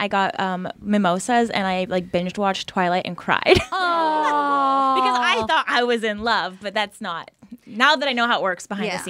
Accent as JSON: {"language": "English", "town": "Seattle", "region": "Washington", "country": "United States", "tie": "born or raised there", "also_born_or_lived": "Los Angeles", "moved": "as an adult", "lives_now": "San Diego, United States", "said": "Seattle area."}